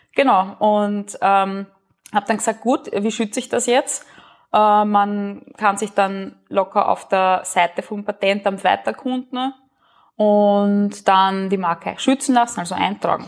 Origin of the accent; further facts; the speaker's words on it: Burgenland, Austria; moved away as an adult; also born or lived in Vienna; bin gebürtig aus dem Burgenland, habe auch ein paar Jahre in Wien gelebt